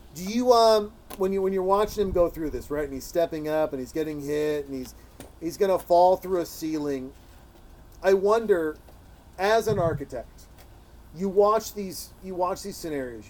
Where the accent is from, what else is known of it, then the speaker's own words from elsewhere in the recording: Montana, United States; moved away; a guy from Montana, as I'm from Montana